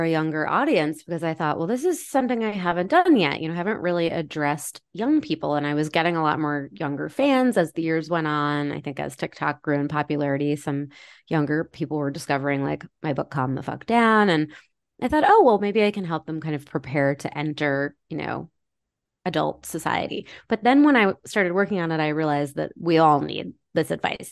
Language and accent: English; Maine, United States; I grew up in Maine